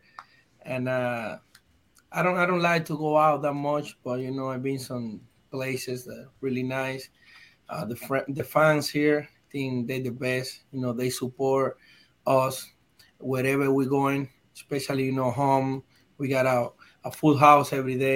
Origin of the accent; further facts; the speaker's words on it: Dominican Republic; English is a second language; moved away; I come from Dominican Republic. So as a Latin guy